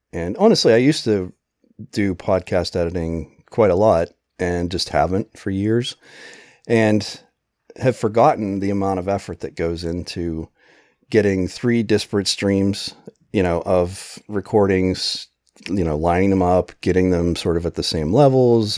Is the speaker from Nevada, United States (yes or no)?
no; Pennsylvania, United States; moved away; also born or lived in New Jersey; I grew up in Pennsylvania and then we lived in New Jersey